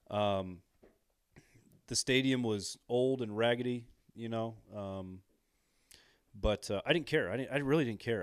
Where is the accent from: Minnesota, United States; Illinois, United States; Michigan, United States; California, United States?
Illinois, United States; I'm from Illinois